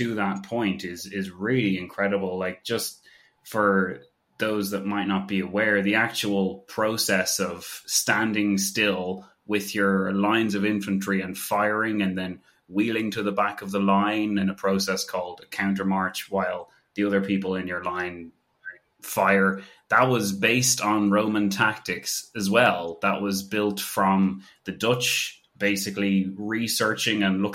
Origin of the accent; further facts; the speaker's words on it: Ireland; as an Irish person